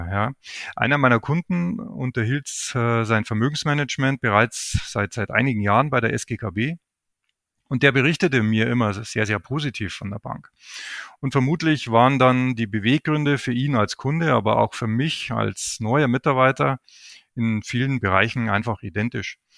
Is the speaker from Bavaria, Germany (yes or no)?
yes; Bavaria, Germany; Ich lebe mit meiner Familie südlich von München in meiner Heimat Oberbayern